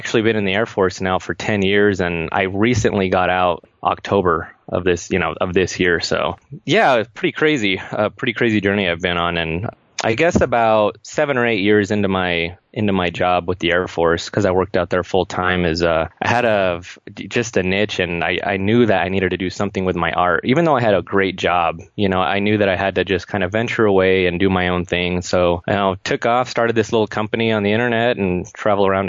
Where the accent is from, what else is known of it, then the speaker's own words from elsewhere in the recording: Northern Colorado, United States; I was born and raised here in Northern Colorado